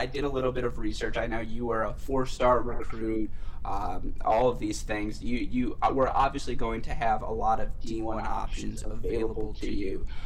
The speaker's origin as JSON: {"language": "English", "region": "Michigan", "country": "United States", "tie": "born or raised there", "said": "born and raised in Michigan"}